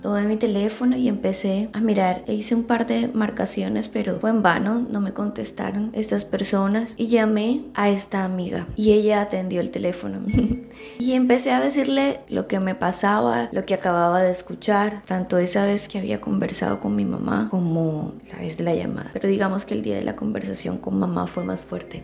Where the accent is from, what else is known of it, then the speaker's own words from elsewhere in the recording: Barranquilla, Atlántico, Colombia; como dicen, decimos aquí en mi tierra, en Barranquilla, Colombia